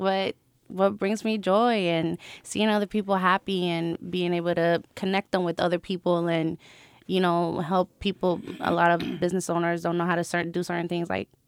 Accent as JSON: {"language": "English", "town": "Long Beach", "region": "California", "country": "United States", "tie": "born there", "said": "I'm a Navy brat. My parents are Puerto Rican. I was born in Long Beach, California. If you ask me where I'm from, I'm going to tell you Puerto Rico."}